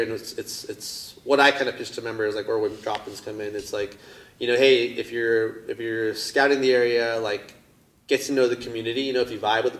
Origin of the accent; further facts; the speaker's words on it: San Clemente, California, United States; also born or lived in Capistrano Beach; I grew up in Southridge County, kind of born and raised between Capitol Beach, San Clemente